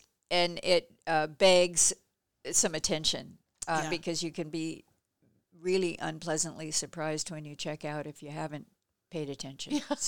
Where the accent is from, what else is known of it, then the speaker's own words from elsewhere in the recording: Gresham, Oregon, United States; And where I grew up in Gresham, which used to be a tiny little burg with about the same population as Seaside, like 5,000 people or something